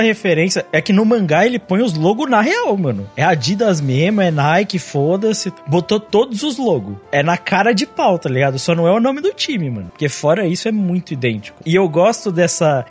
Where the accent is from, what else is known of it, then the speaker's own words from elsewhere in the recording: Brazil; eu sou brasileiro